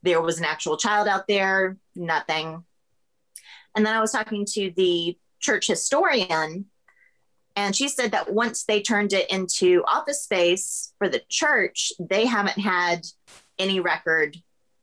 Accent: Florida, United States; now in Savannah, United States; I grew up in Florida

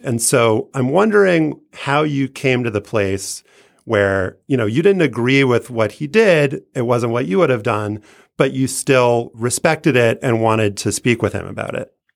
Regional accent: Louisiana, United States; growing up in Louisiana

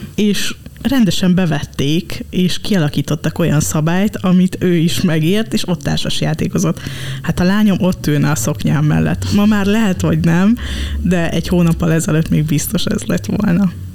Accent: Dunaújváros, Fejér, Hungary; én Dunaújvárosi vagyok

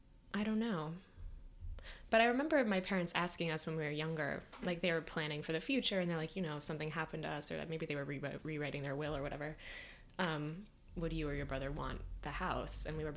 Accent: Michigan, United States; now in New York City, United States; I grew up in Michigan.

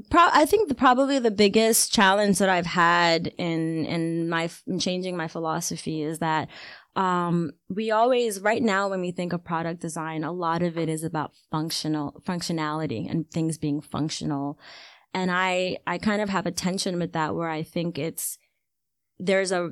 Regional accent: Ghana; being Ghanaian is to me it is my it's the the number one way that I identify myself. Like I see myself as Ghanaian and I see myself as African before anything else.

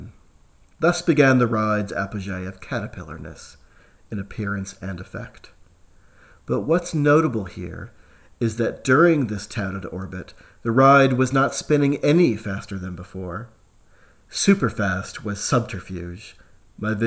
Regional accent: United States; moved away as an adult; now in Australia; As an American teen in the later 1980s

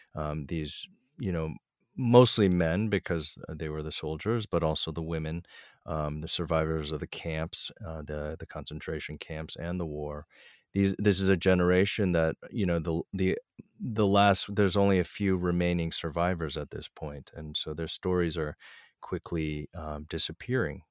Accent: East Coast, United States; I grew up a kinda very East Coast, you know, late twentieth century kind of upbringing

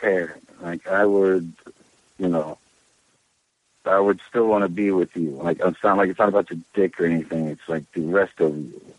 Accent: Charleston, West Virginia, United States; now in New York City, United States; I was born and raised on the Kanawha River in Charleston, West Virginia, right across from the Capitol

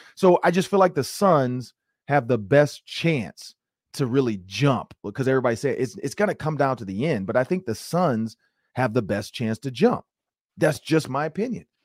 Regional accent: Detroit, Michigan, United States; moved away; I'm from Detroit, Michigan.

